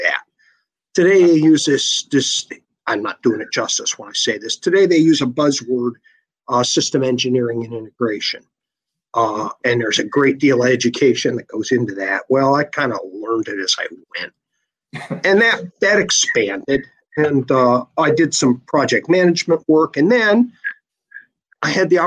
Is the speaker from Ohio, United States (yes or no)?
yes; Louisville, Ohio, United States; I grew up in Louisville, Ohio. That's a suburb of Canton, Ohio